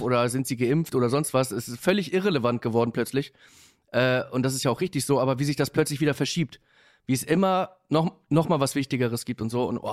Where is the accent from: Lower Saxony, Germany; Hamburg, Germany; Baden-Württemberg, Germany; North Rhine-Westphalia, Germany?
Hamburg, Germany; ich bin in Hamburg-Bergedorf groß geworden